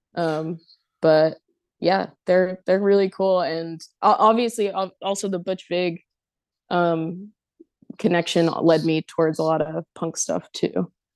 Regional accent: Elizabeth, New Jersey, United States; growing up in Elizabeth, New Jersey

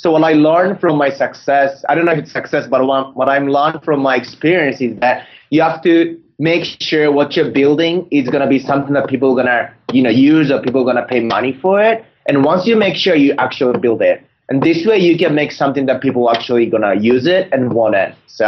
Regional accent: Tokyo, Japan; moved away as an adult; now in San Francisco, United States; I'm originally from Tokyo. I came to San Francisco to start a company 2 years ago. And I got into Y Combinator as the first Japanese entrepreneur in YC.

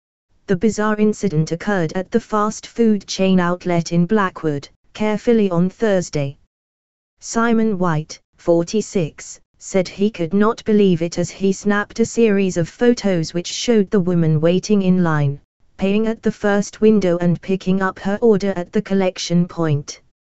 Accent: Oslo, Norway; now in London, United Kingdom; I've always loved London. I moved here years ago, studied here, live here, and have family here. But I grew up in Oslo, Norway.

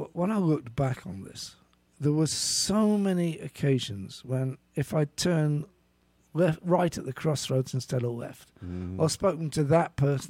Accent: United Kingdom; I think what you just talked about my being British, I think helped here.

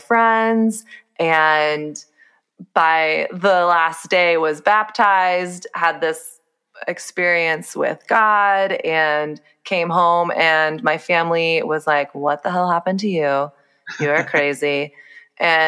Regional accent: Texas, United States; So I grew up in the South. I grew up in Texas

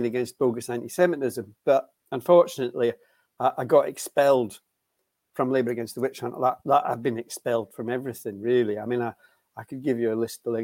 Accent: Aberdeen, Scotland, United Kingdom; now in Edinburgh, United Kingdom; I'm from Aberdeen, but I live in Edinburgh.

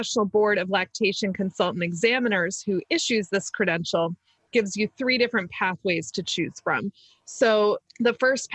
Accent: Maryland, United States; accent: Maryland; my weird Maryland accent.

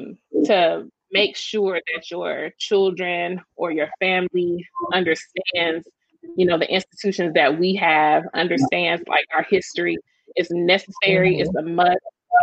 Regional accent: Atlanta, Georgia, United States; also born or lived in Decatur, Georgia; I grew up in Atlanta and Decatur.

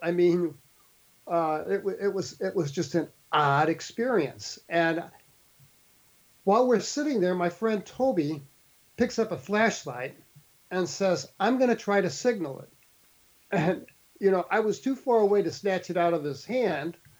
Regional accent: St. Louis, Missouri, United States; moved away; I grew up in St. Louis City

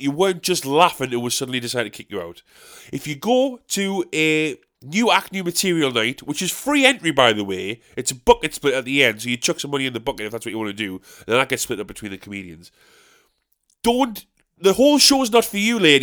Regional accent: South Shields, North East England, United Kingdom; I'm from South Shields

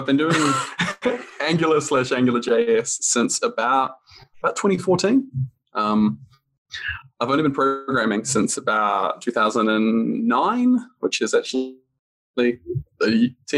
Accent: New Zealand; now in Stockholm, Sweden; I'm from New Zealand originally.

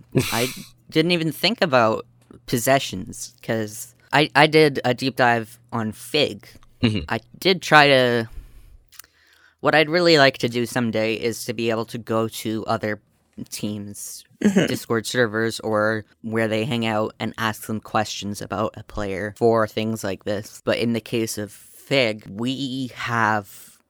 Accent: Canada; Speaking as a Canadian.

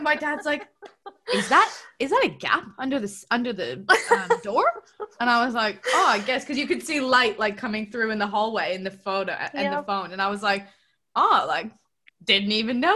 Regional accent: Toronto, Ontario, Canada; now in Melbourne, Australia; I'm from Toronto. So for me, we get snow and like minus 20

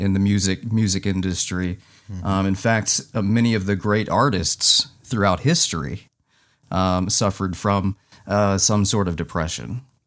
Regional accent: Midwest, United States; growing up in the Midwest

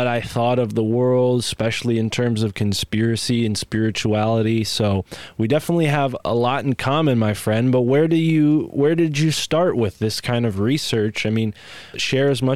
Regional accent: New Haven, Connecticut, United States; Gun Waving New Haven is what they called the place that I'm from

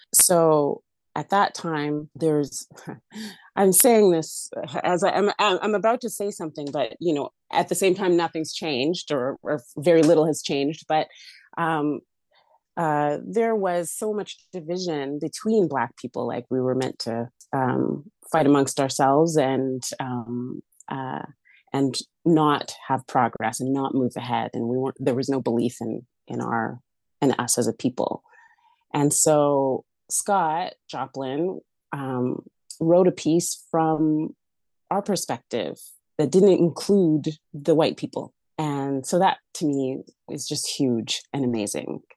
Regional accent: Alberta, Canada; moved away; Born and raised in Alberta. I call myself a prairie chick.

